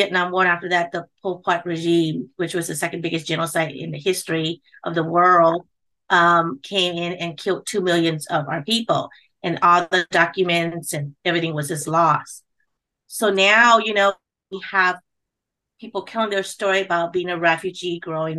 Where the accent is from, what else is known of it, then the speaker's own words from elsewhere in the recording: Long Beach, California, United States; English is a second language; also born or lived in Cambodia; I grew up in California. We were actually the first refugee in Long Beach